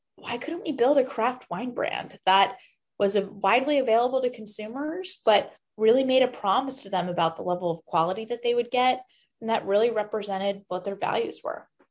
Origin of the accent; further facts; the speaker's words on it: New York City, New York, United States; also born or lived in East Coast; now in Boston, United States; I was actually born and raised in New York City.